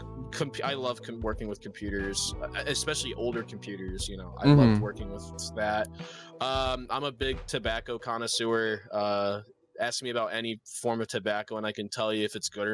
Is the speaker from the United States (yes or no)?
yes; Michigan, United States; I'm from Michigan